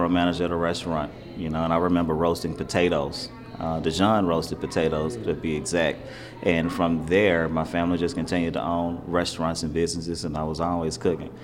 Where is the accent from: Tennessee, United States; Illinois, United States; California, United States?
Tennessee, United States; Memphis; also born or lived in Chicago; now in Baltimore, United States; I'm originally from Memphis, Tennessee, by way of Chicago